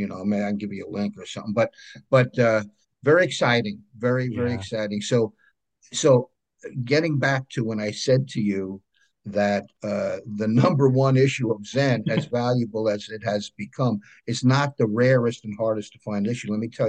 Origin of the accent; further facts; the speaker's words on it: New York, United States; accent: New York; I'm back on Long Island in New York, and I'm a native New Yorker. A lot of people can hear that in my accent.